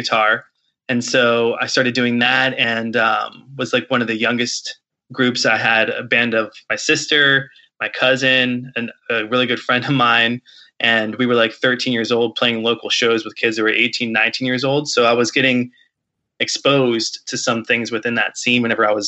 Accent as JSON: {"language": "English", "town": "Martinsburg", "region": "West Virginia", "country": "United States", "tie": "born or raised there", "said": "I grew up in Martinsburg, West Virginia, which is in the Eastern Panhandle."}